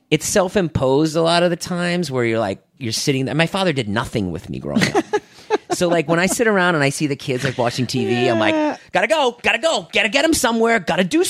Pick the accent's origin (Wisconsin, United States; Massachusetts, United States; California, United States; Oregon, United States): Massachusetts, United States; Boston; moved away; I grew up in Boston